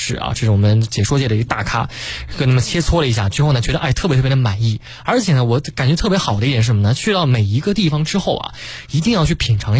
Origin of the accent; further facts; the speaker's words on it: Yancheng, Jiangsu, China; 我的老家呢在江苏盐城。